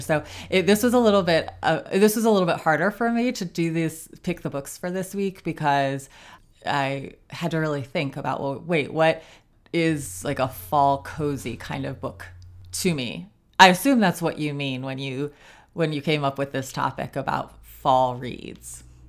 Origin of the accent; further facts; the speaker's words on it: Ohio, United States; also born or lived in South Carolina; now in North Carolina, United States; I grew up in Ohio